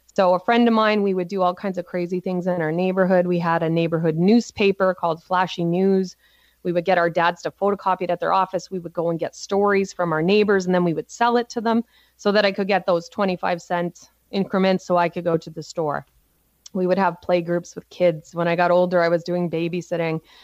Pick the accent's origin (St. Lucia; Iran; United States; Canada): Canada; Cole Harbour, Nova Scotia; I grew up on the east coast of Canada in Nova Scotia in a little place called Cole Harbor.